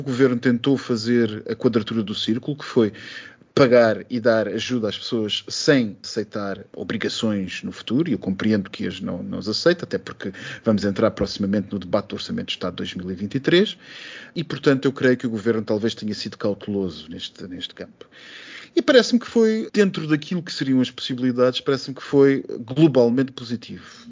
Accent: Portugal

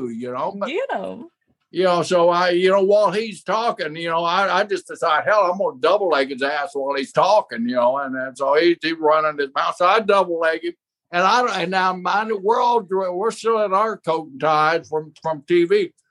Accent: outside Tulsa, Oklahoma, United States; I grew up right outside of Tulsa, you know, just 50 miles away from Tulsa. I mean, it's my home state.

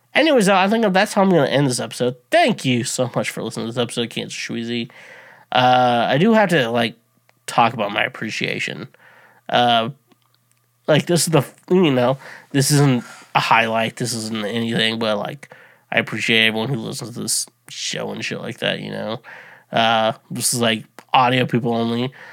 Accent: United States; I'm fucking an American, proud to be an American

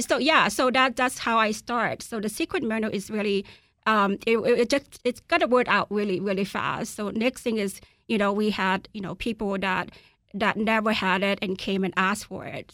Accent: Laos; moved away; I'm from Laos

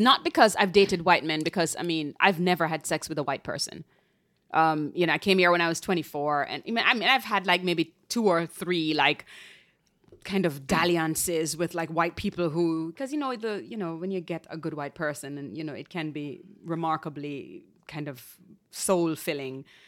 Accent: Jamaica; moved away as an adult; now in New York, United States; I moved here in my twenties from Jamaica

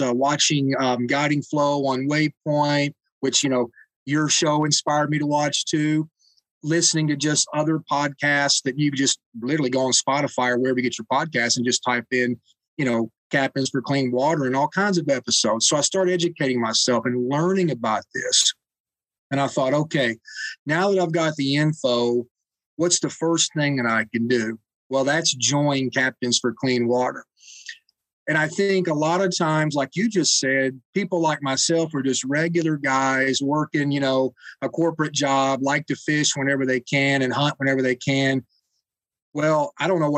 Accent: Kentucky, United States; I'm from Kentucky

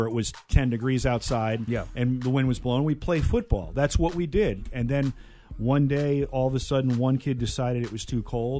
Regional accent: Connecticut, United States; I can remember growing up in Connecticut

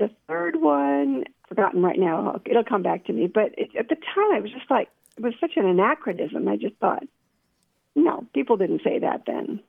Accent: New Jersey, United States; moved away as an adult; also born or lived in Georgia / Tennessee; now in Spring Hill, Tennessee, United States; I was born and raised in New Jersey

